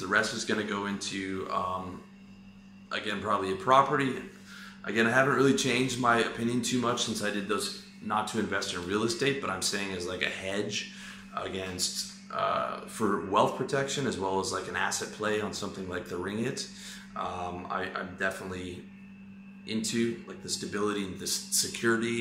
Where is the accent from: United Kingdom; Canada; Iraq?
Canada; moved away; also born or lived in Taiwan; I'm Canadian. That's where my passport's from